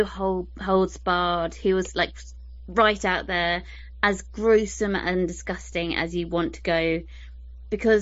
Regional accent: United Kingdom; I'm British

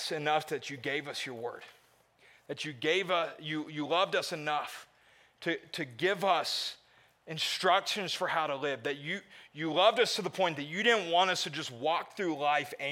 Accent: the South, United States; moved away; I grew up in the South

